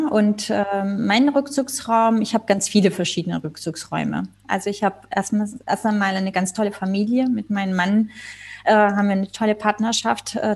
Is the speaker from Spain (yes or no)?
yes; Spain; ich bin ja Spanierin, äh, in Nordspanien unser, in den Bergen ein, ein äh, ja, Domizil, was ah. unser zweites Zuhause ist.